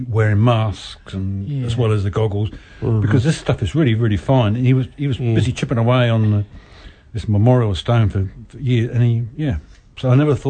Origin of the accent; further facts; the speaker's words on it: England, United Kingdom; now in New Zealand; As an Englishman